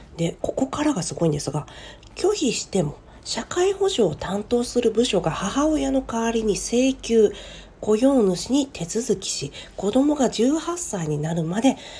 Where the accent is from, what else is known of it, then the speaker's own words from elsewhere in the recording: Japan; 人権後進国に生まれた